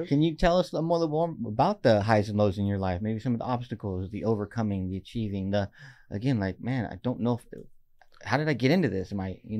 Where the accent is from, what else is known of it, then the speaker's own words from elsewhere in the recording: Oxnard, California, United States; I mean, homegrown, born and raised in Oxnard.